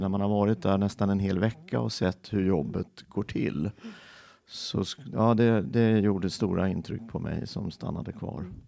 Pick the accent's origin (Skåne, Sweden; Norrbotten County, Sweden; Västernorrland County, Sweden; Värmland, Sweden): Värmland, Sweden; Filipstad; moved away; also born or lived in Örebro / Kisa / Linköping; jag föddes i Filipstad